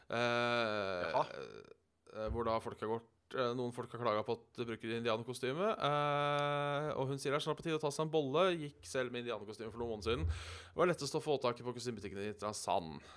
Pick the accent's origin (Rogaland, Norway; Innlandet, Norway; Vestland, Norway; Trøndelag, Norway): Rogaland, Norway; Haugesund; For det første er jeg fra Haugasund.